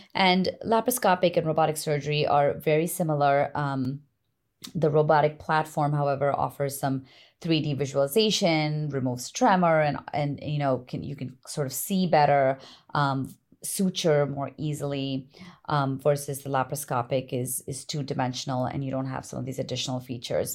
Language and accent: English; East Coast, United States; moved away as an adult; also born or lived in Massachusetts / Connecticut / Long Island, New York; now in California, United States; I'm from the East Coast originally.